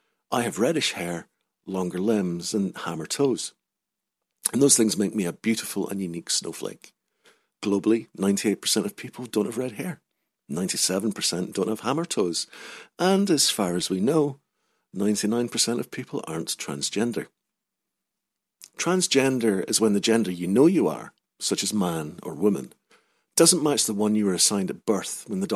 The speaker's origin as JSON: {"language": "English", "region": "Scotland", "country": "United Kingdom", "tie": "born or raised there", "said": "I changed it, just in time to move to a different part of Scotland, where my accent was now deemed too rough."}